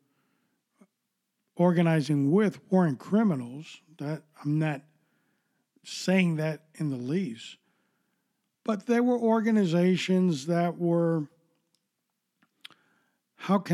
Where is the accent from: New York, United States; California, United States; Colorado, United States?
New York, United States; New York City; I grew up in New York City